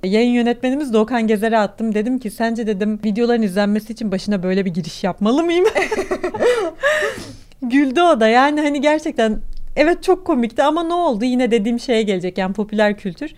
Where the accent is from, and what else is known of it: Turkey; accent: Turkish